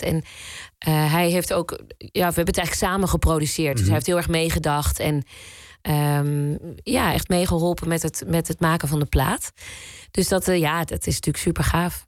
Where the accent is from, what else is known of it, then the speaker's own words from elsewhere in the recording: Zwolle, Overijssel, Netherlands; We komen ook allebei uit Zwolle